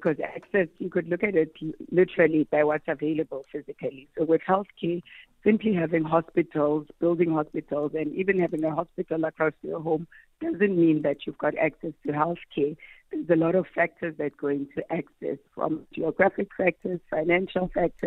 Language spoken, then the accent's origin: English; Limpopo, South Africa; I grew up in Limpopo